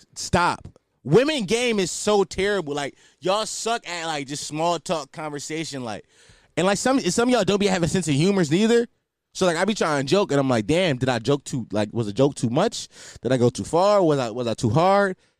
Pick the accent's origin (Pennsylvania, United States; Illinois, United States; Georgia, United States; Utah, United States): Pennsylvania, United States; Philadelphia; I'm from Philadelphia